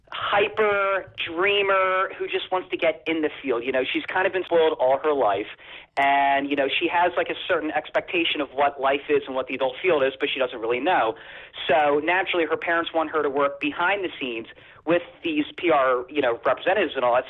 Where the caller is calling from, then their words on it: New Jersey, United States; from South Jersey.